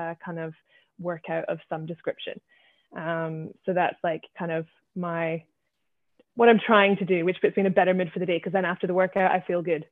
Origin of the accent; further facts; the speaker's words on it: Scotland, United Kingdom; moved away as an adult; now in Shanghai, China; I'm from Scotland.